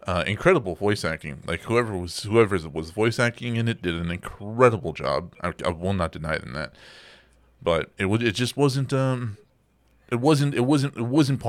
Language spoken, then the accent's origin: English; Texas, United States; I grew up in Texas